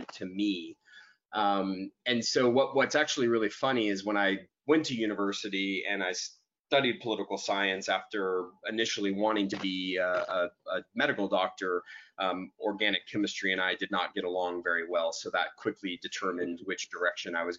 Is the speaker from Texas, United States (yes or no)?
yes; Dallas, Texas, United States; I was born and raised in Dallas, Texas